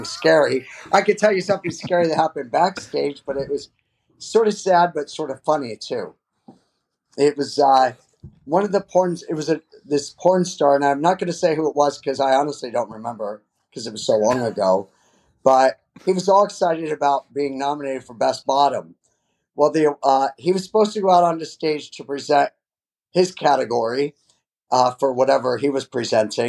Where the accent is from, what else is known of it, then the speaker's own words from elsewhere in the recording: the Poconos, Pennsylvania, United States; moved away as an adult; now in Chicago, United States; I was raised in Pennsylvania, but moved to Chicago 20 some years ago